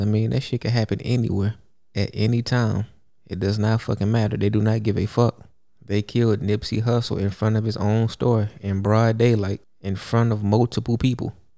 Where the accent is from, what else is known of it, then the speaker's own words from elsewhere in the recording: Houston, Texas, United States; I grew up in Houston, Texas, where lean is a real thing